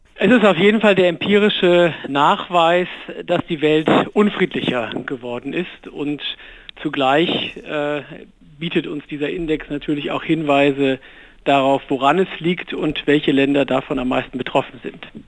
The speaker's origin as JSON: {"language": "German", "country": "Germany", "said": "in unserem Land"}